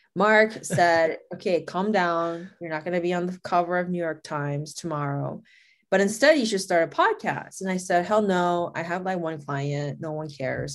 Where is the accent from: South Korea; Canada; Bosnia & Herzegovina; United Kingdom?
South Korea; moved away as an adult; also born or lived in Los Angeles / Boston / Chicago / Las Vegas; I'm Korean, and I was raised in Korea. I was born in Los Angeles, but I was born in, I mean, I mean, I was raised in South Korea